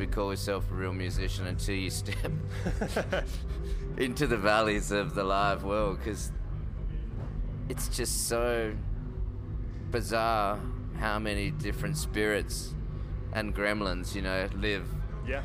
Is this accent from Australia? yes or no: yes; Perth, Western Australia, Australia; my father's a musician and he's run a blues club in Perth where I grew up